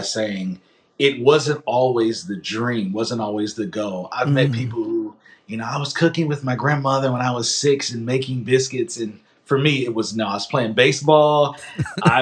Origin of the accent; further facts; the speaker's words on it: Massillon, Ohio, United States; I'm from Massillon.